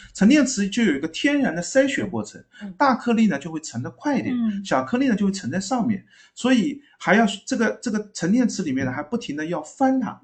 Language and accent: Chinese; Zhejiang, China; 我们浙江这边